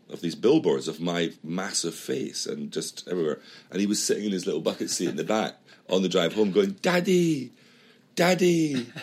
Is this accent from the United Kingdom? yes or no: yes; Edinburgh, Scotland, United Kingdom; moved away; we're from Edinburgh